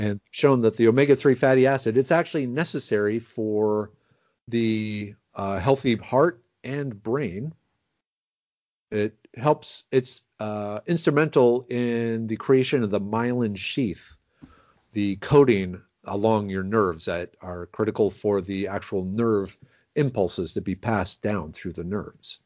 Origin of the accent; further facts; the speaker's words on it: Minnesota, United States; now in Texas, United States; I grew up in Minnesota